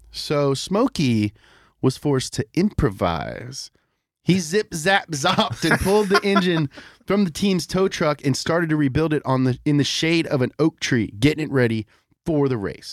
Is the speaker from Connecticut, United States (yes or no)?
no; Kentucky, United States; also born or lived in Florida; I grew up in Kentucky